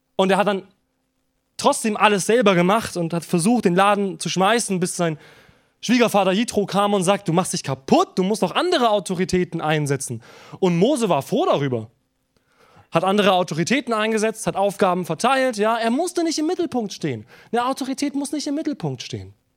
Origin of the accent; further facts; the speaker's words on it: Germany; wir als Deutsche